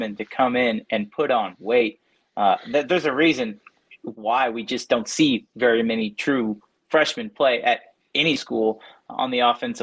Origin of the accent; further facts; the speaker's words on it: Kansas City, United States; I'm from Kansas City